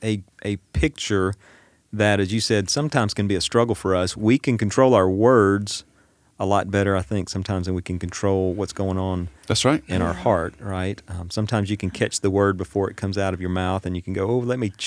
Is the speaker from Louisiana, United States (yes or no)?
yes; Washington Parish, Louisiana, United States; That's because I'm from Washington Parish.